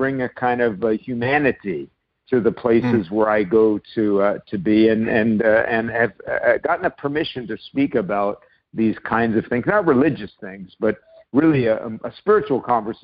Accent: New York City, New York, United States; also born or lived in Nova Scotia / San Diego; now in Vancouver, Canada; I wound up growing up in New York City and spending summers in Nova Scotia.

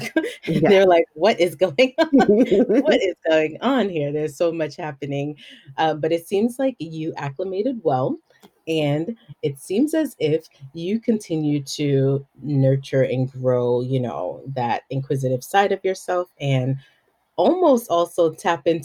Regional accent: Belize; moved away as an adult; also born or lived in New York City; Yes, I was born and raised in Belize.

